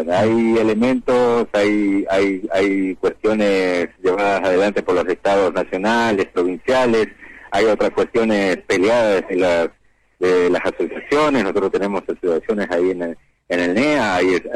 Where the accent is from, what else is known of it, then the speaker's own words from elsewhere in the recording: Resistencia, Chaco, Argentina; yo vengo de la provincia de Chaco, de la ciudad de Resistencia. Ahí desarrollo una actividad.